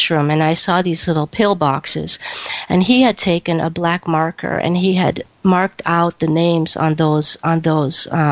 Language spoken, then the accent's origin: English; Champaign, Illinois, United States; moved away as an adult; also born or lived in Greece; now in Toronto, Canada; I met Michael at a junior college in Champaign, Illinois, which is my hometown